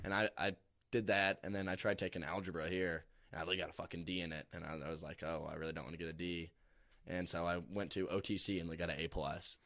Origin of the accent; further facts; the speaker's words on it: Alton, Illinois, United States; I'm from Alton, Illinois, so pretty much right next to Saint Louis